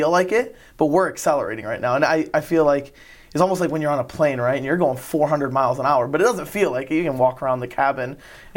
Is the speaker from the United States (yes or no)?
yes; Lansing, Michigan, United States; now in Brighton, United States; I pretty much grew up in Lansing.